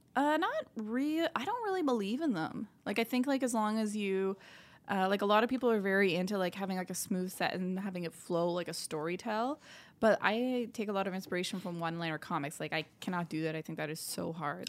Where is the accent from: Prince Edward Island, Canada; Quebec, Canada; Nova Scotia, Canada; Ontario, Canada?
Ontario, Canada; Sudbury; moved away as an adult; now in Montreal, Canada; we moved out to Sudbury, Ontario, and I was there for, like, twenty years, and, yeah, it's a, it's a great place to grow up